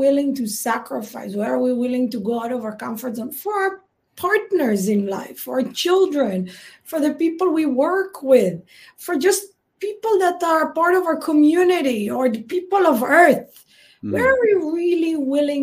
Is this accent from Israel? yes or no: yes; Israel; you and I grew up in Israel.